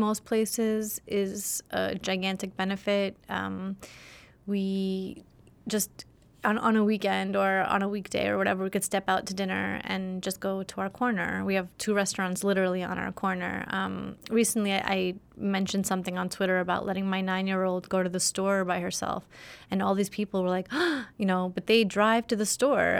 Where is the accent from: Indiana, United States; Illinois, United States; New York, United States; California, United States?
New York, United States; New York City; also born or lived in Soviet Union; I grew up in Flatbush, Brooklyn